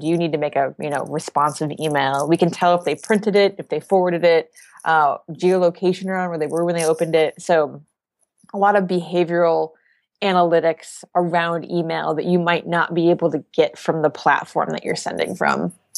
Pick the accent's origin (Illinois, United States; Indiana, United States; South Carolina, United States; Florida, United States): Indiana, United States; Indianapolis; moved away as an adult; now in Boston, United States; I grew up in the Midwest. I lived in Indiana for a really long time